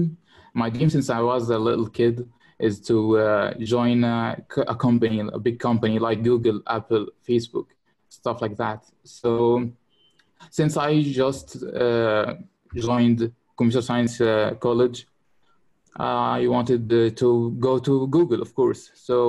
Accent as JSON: {"language": "English", "town": "Kafr El Sheikh", "region": "Kafr El Sheikh Governorate", "country": "Egypt", "said": "From Egypt, Kafr el Sheikh."}